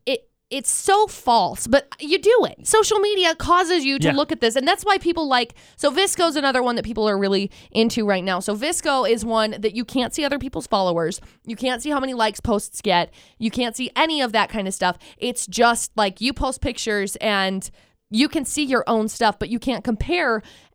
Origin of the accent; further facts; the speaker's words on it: Vernal, Utah, United States; and I came from Vernal, which really isn't that much different.